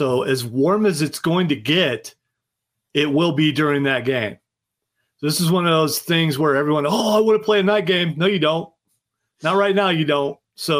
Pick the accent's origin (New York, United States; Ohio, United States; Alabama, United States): Ohio, United States; moved away; I am originally from Ohio